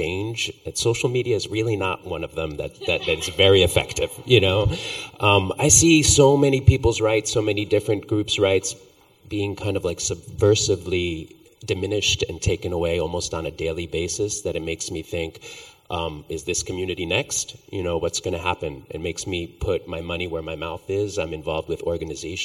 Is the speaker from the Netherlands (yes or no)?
no; Guatemala; moved away; I'm from Guatemala